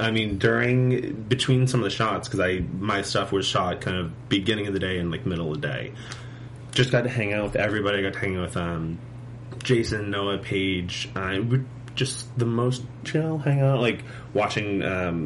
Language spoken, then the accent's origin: English; Boston, Massachusetts, United States; moved away; I'm from Boston, or outside of Boston, but when I was still on the East Coast